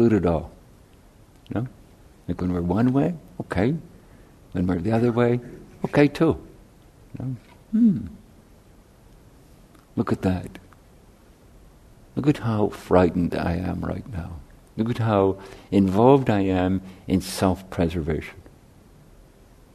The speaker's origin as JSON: {"language": "English", "country": "Ireland", "tie": "born or raised there", "moved": "yes", "said": "I grew up in Catholic Ireland"}